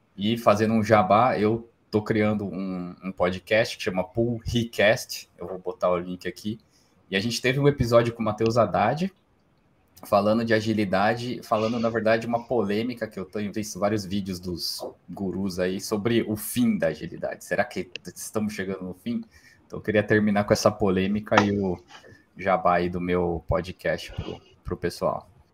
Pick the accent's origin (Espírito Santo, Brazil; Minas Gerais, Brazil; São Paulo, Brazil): São Paulo, Brazil; Campinas; a gente que é aqui de Campinas, a gente não se acha caipira